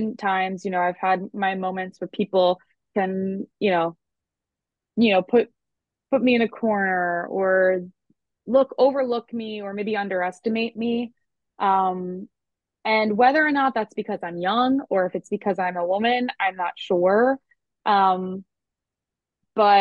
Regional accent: Long Island, New York, United States; if you can hear my accent at all, you know that I'm not from the South and I am from Long Island

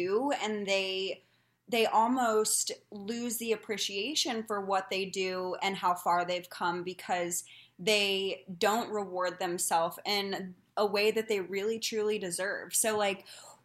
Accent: Indiana, United States; moved away as an adult; also born or lived in Arizona / California; now in Phoenix, United States; I grew up in Indiana and then I decided I wanted more opportunity, came out to Arizona

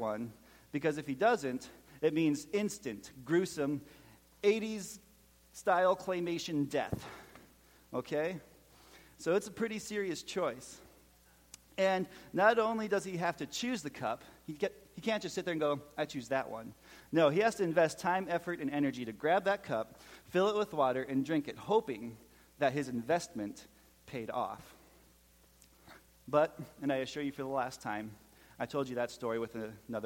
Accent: Minnesota, United States; accent: Minnesotan; moved away as an adult; now in Tennessee, United States; my Minnesotan accent

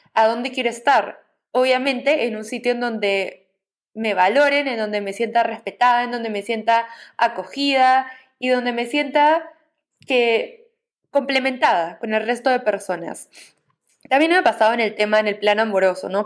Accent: Peru; moved away as an adult; also born or lived in Navarra, Spain; en mi país de origen, ¿no? Que es Perú

